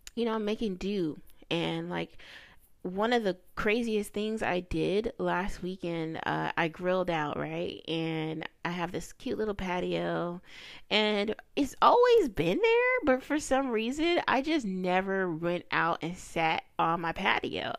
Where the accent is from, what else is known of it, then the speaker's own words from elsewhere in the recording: the South, United States; I'm a kid from the South, raised in a rural area, a little countryside